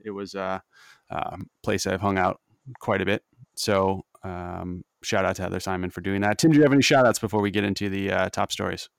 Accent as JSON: {"language": "English", "region": "Missouri", "country": "United States", "tie": "born or raised there", "moved": "yes", "lives_now": "Philadelphia, United States", "said": "I grew up in Missouri"}